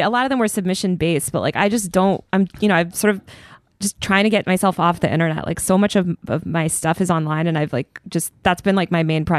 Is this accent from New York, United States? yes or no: yes; New York, United States; I think I gave some bullshit like, as a New Yorker, like I just feel that like da da da.